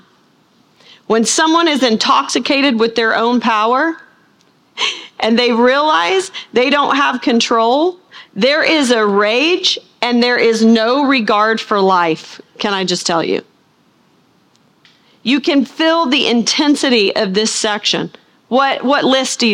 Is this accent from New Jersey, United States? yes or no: no; Arkansas, United States; I'm from Arkansas.